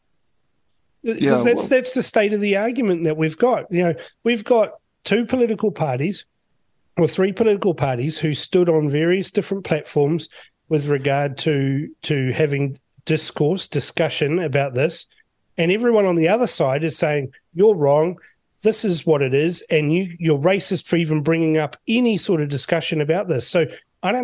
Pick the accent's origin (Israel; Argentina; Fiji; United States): Fiji; now in New Zealand; I was born in Fiji